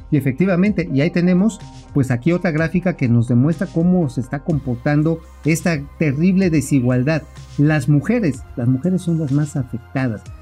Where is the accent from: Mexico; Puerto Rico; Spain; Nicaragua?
Mexico; Tabasco; saludos a mi patria chica